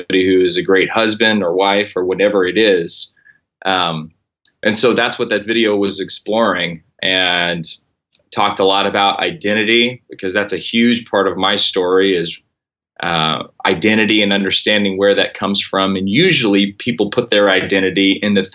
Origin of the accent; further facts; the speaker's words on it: Corpus Christi, Texas, United States; moved away as an adult; also born or lived in Oklahoma / Fort Worth, Texas / New Orleans / Seattle; I grew up in Corpus Christi, Texas, which is South Texas